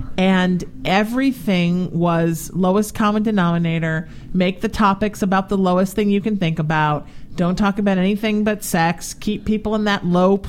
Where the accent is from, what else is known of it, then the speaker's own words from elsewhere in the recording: Orange County, California, United States; I grew up in Orange County the second half of my childhood where there was a large Vietnamese population.